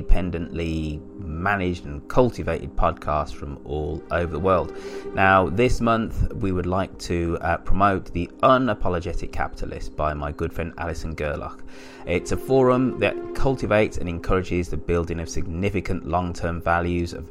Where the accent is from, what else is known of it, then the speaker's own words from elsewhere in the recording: United Kingdom; being a Brit